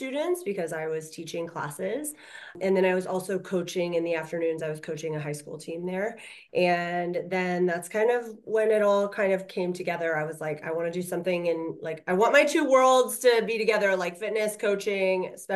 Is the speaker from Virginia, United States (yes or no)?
no; Orlando, Florida, United States; moved away as an adult; also born or lived in Tennessee / New Jersey; now in Alabama, United States; I grew up in Orlando, Florida.